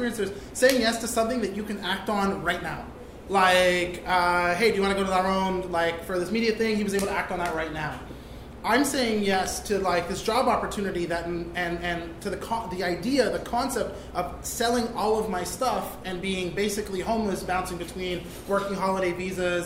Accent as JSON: {"language": "English", "town": "Vancouver", "region": "British Columbia", "country": "Canada", "moved": "as an adult", "lives_now": "Montreal, Canada", "said": "I'm from Vancouver, and I've spent the last 6 years here in Montreal."}